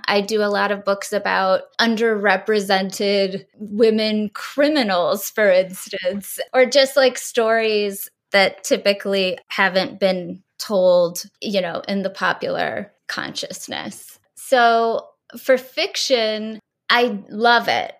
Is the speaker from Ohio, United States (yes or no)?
yes; rural Ohio, United States; moved away as an adult; also born or lived in Kent State; now in New York City, United States; I was from rural Ohio